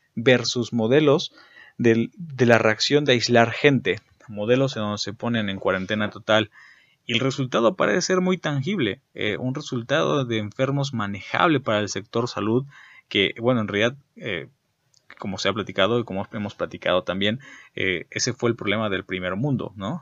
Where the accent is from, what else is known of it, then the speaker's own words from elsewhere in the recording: Mexico; en México